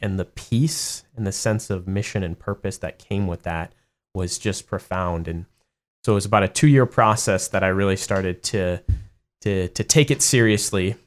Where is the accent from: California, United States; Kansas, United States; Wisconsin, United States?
Wisconsin, United States; Madison; moved away as an adult; I spent all my, my entire life in, in Madison